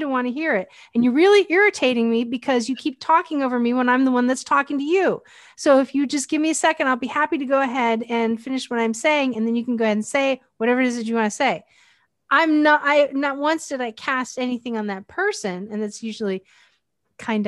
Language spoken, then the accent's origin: English; Northwestern Pennsylvania, United States; also born or lived in Hawaii; I grew up in Northwestern Pennsylvania